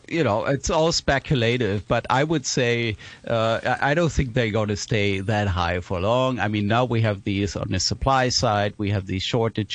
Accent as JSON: {"language": "English", "country": "Germany", "moved": "as an adult", "lives_now": "Hong Kong", "said": "I'm coming originally from Germany, and I'm in Hong Kong now since 2015"}